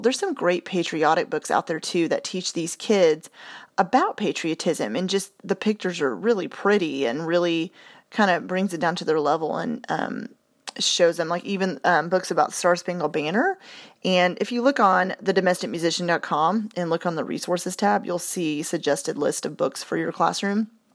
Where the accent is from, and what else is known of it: United States